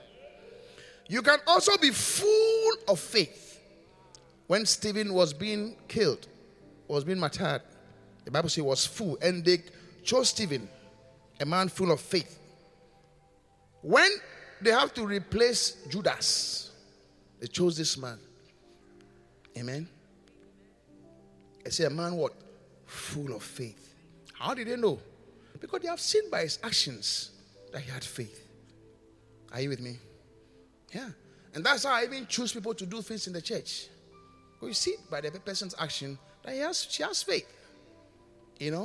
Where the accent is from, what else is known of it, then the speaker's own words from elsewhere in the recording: Ghana; also born or lived in United Kingdom; I am coming back home